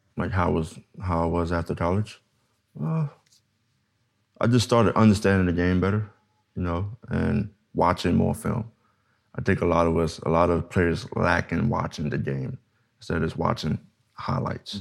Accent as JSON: {"language": "English", "region": "New York", "country": "United States", "moved": "yes", "lives_now": "Los Angeles, United States", "said": "I'm originally from New York"}